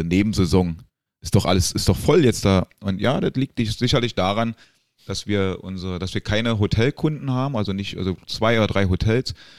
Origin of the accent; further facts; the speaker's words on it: Berlin, Germany; moved away as an adult; now in Gran Canaria, Spain; wie man ja hört, Berlin Geburtsstadt. In dem schönen Bezirk Köpenick, den ja mittlerweile jeder kennt